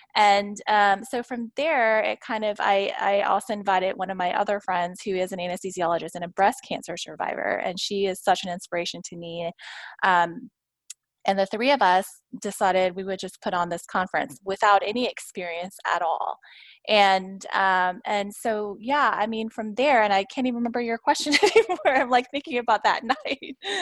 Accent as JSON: {"language": "English", "town": "Houston", "region": "Texas", "country": "United States", "tie": "born or raised there", "said": "I was born and raised in Houston"}